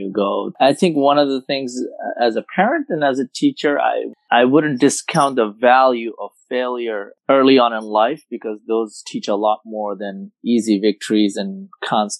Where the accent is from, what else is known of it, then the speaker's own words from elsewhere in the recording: India; moved away as an adult; also born or lived in Philadelphia, United States / Dallas, United States; now in United States; I grew up in India, played tennis growing up